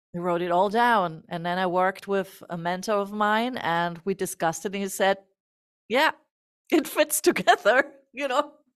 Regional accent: Germany; born or raised there

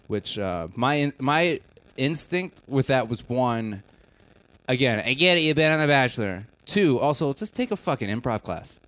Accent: Wisconsin, United States; I'm also from Wisconsin

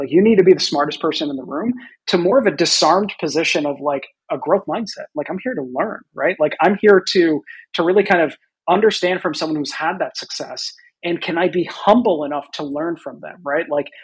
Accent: Boston, Massachusetts, United States; I grew up in the Boston area

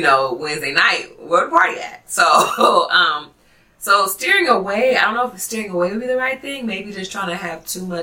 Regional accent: Oakland, California, United States; also born or lived in San Francisco / Hayward / Castro Valley; I grew up, I was born in San Francisco, and I grew up in Oakland, East Oakland, and then we later moved to Hayward, Castro Valley area

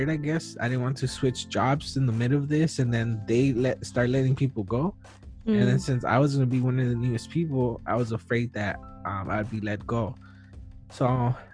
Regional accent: United States; I was born in the U.S., so I'm an American

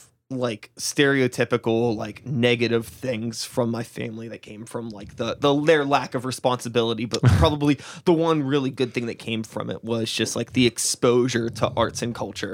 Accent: Wilkinsburg, Pennsylvania, United States; I grew up in Wilkinsburg

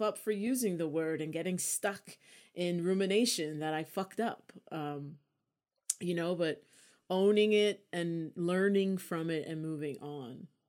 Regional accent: United States; being American

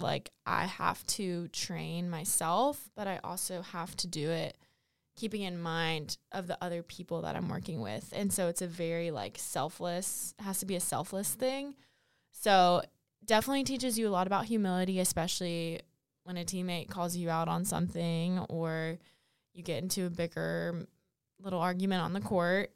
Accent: Fayetteville, North Carolina, United States; I'm from Fayetteville, North Carolina originally

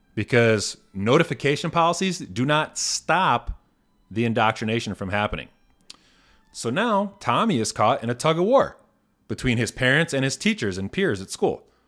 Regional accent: Indiana, United States; moved away; my home state of Indiana. I read an article recently in the Northwest Indiana Times, my former local paper

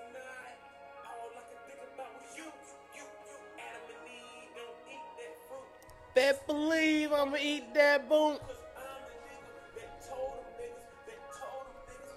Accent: Savannah, Georgia, United States; one thing that associates being a youth growing up in Savannah, man, is death

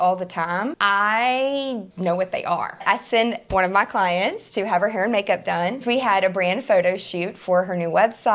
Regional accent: Nashville, Tennessee, United States; my hometown, Nashville, Tennessee

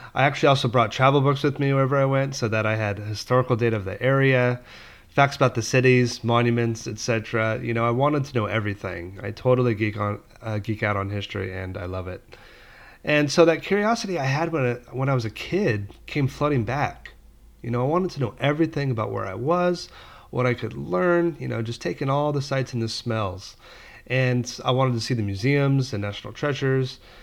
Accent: Palm Springs, California, United States; also born or lived in Los Angeles; my family moved a couple hours away to Palm Springs when I was little

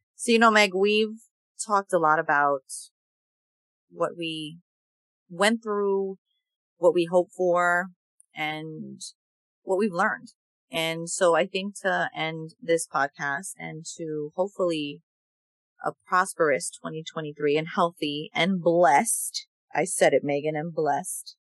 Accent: New York, United States; growing up in New York

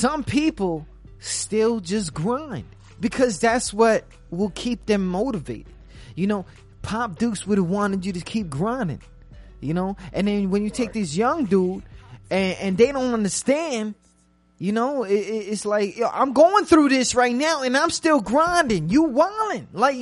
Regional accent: New York, United States; I'm from New York

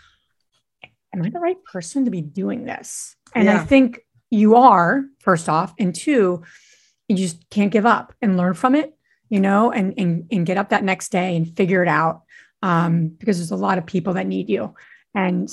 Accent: Northeast, United States; I'm from the Northeast

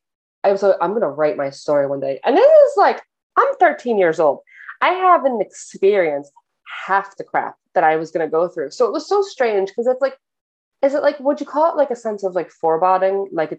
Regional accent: New Jersey, United States; now in Ireland; I am originally from New Jersey. Don't live in New Jersey anymore. I live in Ireland now.

